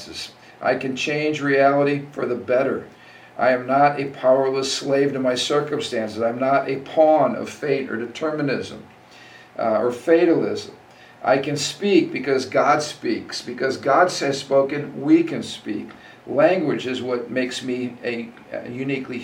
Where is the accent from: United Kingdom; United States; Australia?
United States; the Judeo-Christian value that I've enjoyed as an American